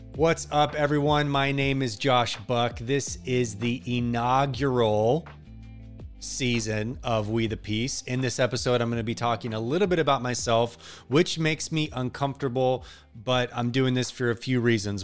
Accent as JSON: {"language": "English", "area": "outside of Seattle", "region": "Washington", "country": "United States", "tie": "born or raised there", "also_born_or_lived": "Garland, Texas", "said": "We moved from the, uh, South, specifically Dallas, Texas area, Garland, to the Northwest outside of Seattle, where it rains all the time and constantly. But it's beautiful, but it's depressing. And I grew up there"}